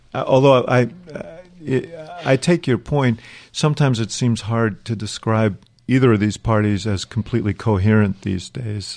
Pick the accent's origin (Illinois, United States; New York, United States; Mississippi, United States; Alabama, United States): New York, United States; I grew up in New York